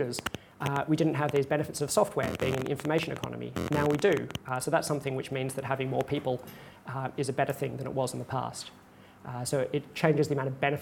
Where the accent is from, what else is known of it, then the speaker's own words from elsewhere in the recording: Australia; I'm an Australian